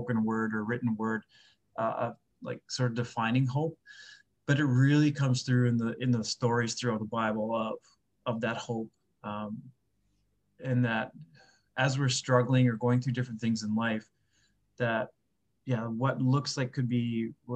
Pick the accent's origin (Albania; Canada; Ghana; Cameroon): Canada; just outside of Winnipeg, Manitoba; moved away as an adult; I grew up just outside of Winnipeg here